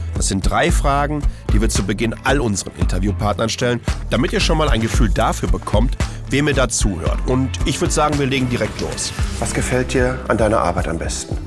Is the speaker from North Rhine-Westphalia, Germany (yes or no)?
yes; Ruhr area, North Rhine-Westphalia, Germany; moved away; ich komme ja ursprünglich aus dem Ruhrgebiet